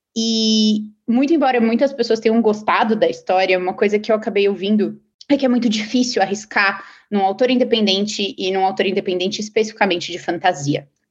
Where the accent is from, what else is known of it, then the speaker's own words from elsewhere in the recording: São Paulo, Brazil; moved away as an adult; now in Silicon Valley, United States; eu sou paulista.